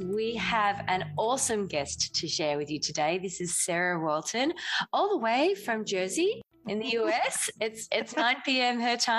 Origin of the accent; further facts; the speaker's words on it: Australia; being an Australian, we're more cricket, football, like NRL.